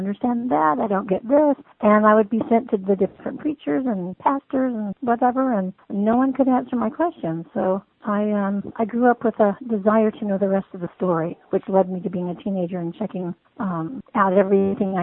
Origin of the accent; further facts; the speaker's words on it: Virginia, United States; also born or lived in Hawaii; I was born and raised mostly in Virginia, so Southern enough to call myself a Southerner